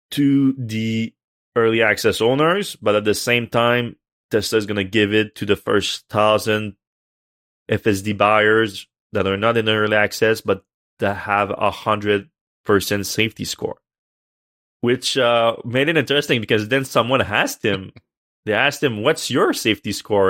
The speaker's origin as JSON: {"language": "English", "country": "Canada", "said": "I'm Canadian"}